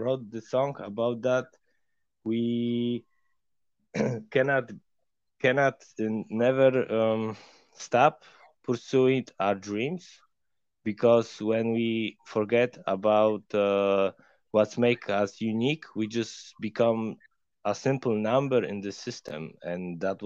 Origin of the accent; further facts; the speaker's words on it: Poland; because we are from Poland and Ukraine is our neighbor.